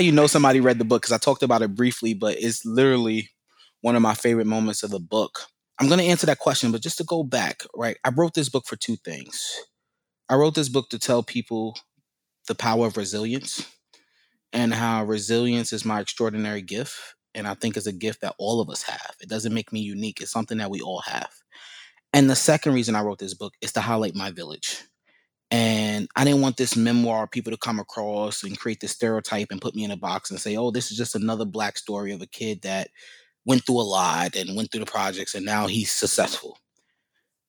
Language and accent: English; New York City, New York, United States; also born or lived in Chesapeake, Virginia; I did most of my youth, middle school, high school in New York. I even did college in New York. So, I'm a New Yorker.